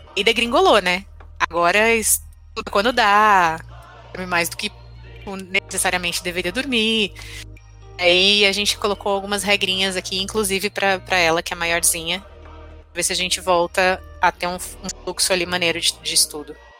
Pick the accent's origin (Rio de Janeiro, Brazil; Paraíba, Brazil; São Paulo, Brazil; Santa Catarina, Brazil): São Paulo, Brazil; eu moro, sou de São Paulo